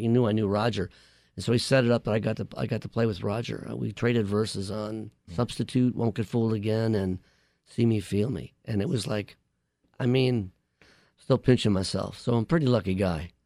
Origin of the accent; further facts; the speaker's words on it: Buffalo, New York, United States; moved away; also born or lived in East Village, New York City; I was born in Buffalo, New York